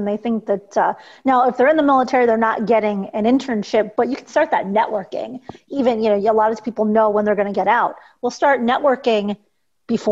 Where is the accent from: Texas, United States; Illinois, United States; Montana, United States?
Illinois, United States; Chicago; I'm from Chicago